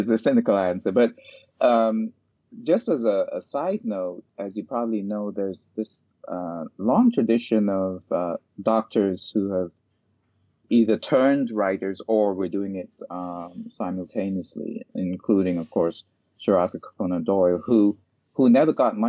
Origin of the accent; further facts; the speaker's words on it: Ghana; I grew up in Ghana, West Africa